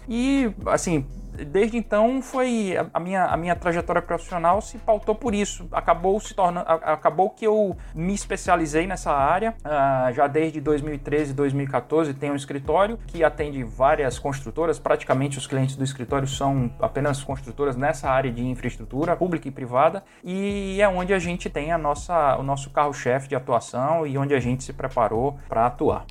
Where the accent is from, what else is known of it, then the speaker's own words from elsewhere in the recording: Fortaleza, Ceará, Brazil; Eu sou, sou nascido e, e criado aqui em Fortaleza